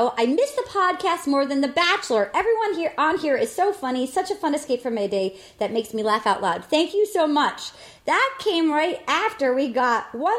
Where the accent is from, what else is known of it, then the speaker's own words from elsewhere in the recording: Rhode Island, United States; I'm from Rhode Island.